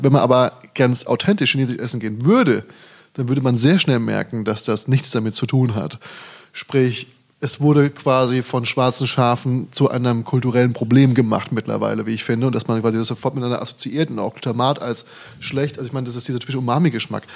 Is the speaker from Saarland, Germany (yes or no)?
no; Hesse, Germany; also born or lived in Frankfurt / Hamburg; now in Berlin, Germany; ich bin ja nicht mal aus Frankfurt, habe nur lange gelebt. Ich bin ja aus von der Bergstraße